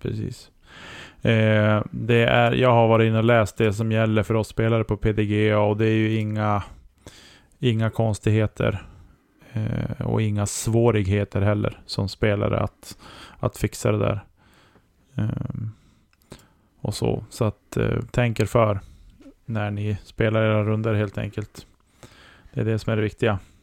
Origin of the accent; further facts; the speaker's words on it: Norrland, Sweden; som norrlänning